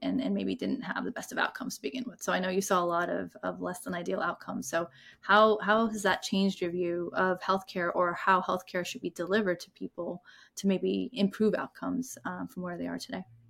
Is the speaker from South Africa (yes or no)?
no; India; now in United States; I'm from India